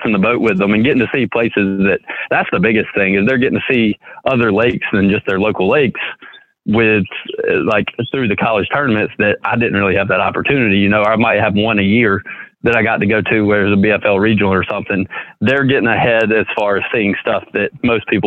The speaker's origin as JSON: {"language": "English", "town": "Greenwood", "region": "South Carolina", "country": "United States", "tie": "born or raised there", "also_born_or_lived": "Lake Hartwell, South Carolina", "said": "I actually didn't grow up on Hartwell. I grew up in Greenwood, which is about 45 minutes from Hartwell"}